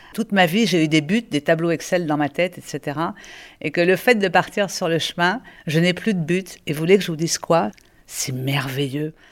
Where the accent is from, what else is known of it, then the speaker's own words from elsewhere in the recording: China; moved away as an adult; now in France; Je suis chinoise d'origine, mais je suis française aujourd'hui.